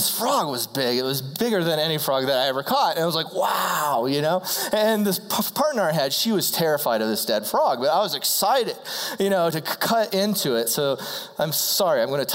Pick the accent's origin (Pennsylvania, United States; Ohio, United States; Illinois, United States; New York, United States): Ohio, United States; I grew up in the country. I'm from Ohio.